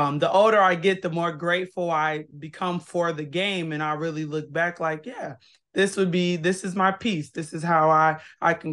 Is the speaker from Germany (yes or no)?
no; Kenosha, Wisconsin, United States; moved away as an adult; I am born and raised in Kenosha, Wisconsin. Been in a lot of states, but that's my hometown.